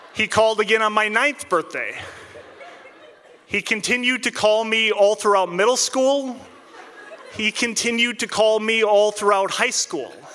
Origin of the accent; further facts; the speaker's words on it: Minnesota, United States; moved away as an adult; Even when I moved away from Minnesota for work, when I come home to visit family